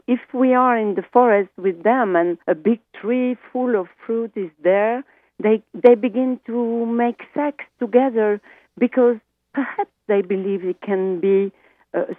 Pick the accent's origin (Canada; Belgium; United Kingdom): Belgium; first language French; English is a second language; now in Democratic Republic of the Congo; I speak French as a Belgian in Congo for many, many years